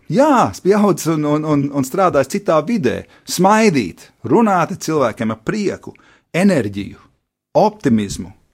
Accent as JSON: {"language": "Latvian", "region": "England", "country": "United Kingdom", "lives_now": "Latvia", "said": "es esmu vienīgais no Eiropas, kas šeit bija. Es biju vienīgais no Anglijas, kas šeit bija un palicis 29 gadus vēlāk."}